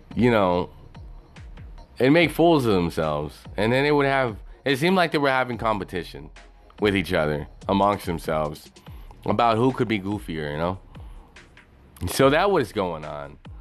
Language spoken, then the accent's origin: English; Texas, United States; also born or lived in Dallas; I was born in Texas